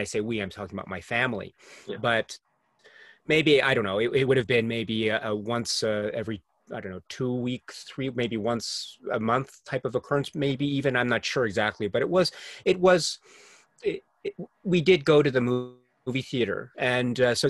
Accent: United States; also born or lived in Japan; I was also growing up in the U.S. at the time

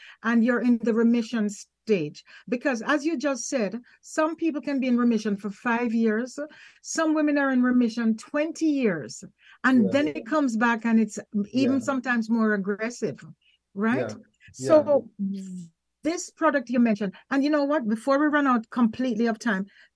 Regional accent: Jamaica; I'm Jamaican, so we know some of the herbal

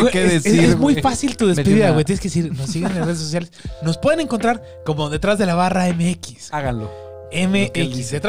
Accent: Mexico; al menos siendo mexicano

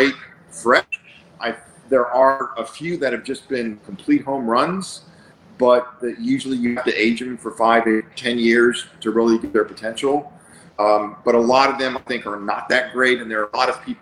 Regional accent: Bulgaria; moved away; I was born in Bulgaria. We escaped a very, very highly communist country

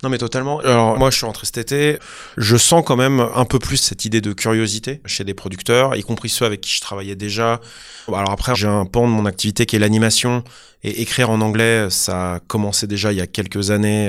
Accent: France; also born or lived in Los Angeles, United States; en tant que Français

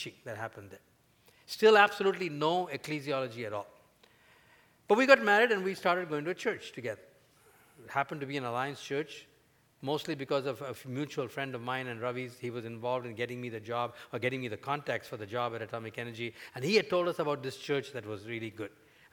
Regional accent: India; at the time when I grew up in India

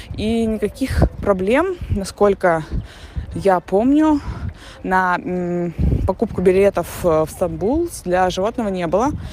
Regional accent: Russia; moved away as an adult; also born or lived in Antalya, Turkey; now in Montenegro; Мы уехали из России с э, трехмесячным ребенком и мужем в январе 2023 года

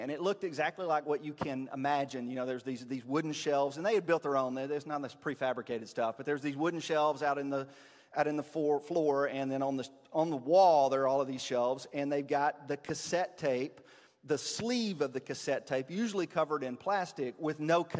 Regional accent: Tennessee, United States; So, Hornwall, Tennessee, circa 1984, we did not have a Blockbuster Video.

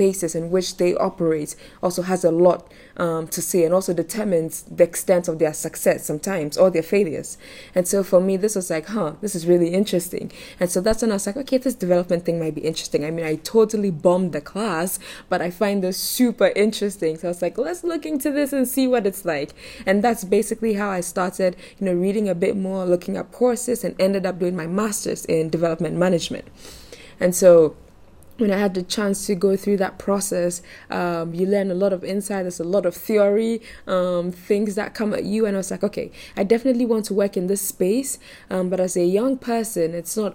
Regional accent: Accra, Greater Accra, Ghana; I am from Ghana, Accra, Ghana, actually

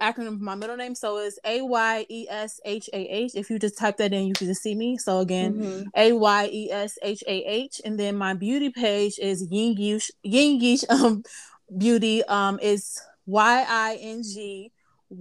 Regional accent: Chicago, Illinois, United States; I'm from Chicago, Illinois

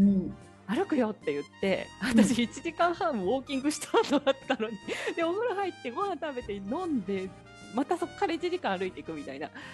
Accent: Saitama, Japan; moved away; うちの実家って埼玉なんだけど

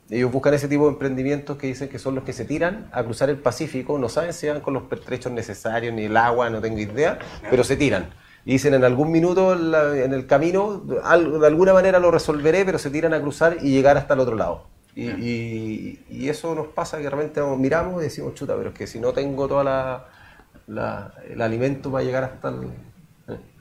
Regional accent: Chile; como chilenos

